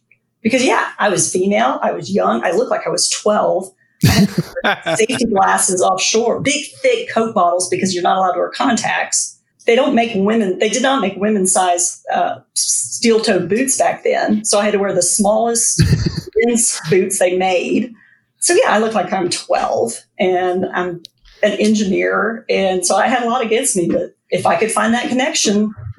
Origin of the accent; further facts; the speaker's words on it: Louisiana, United States; born there; I was born in South Louisiana, even though we moved around a lot after that.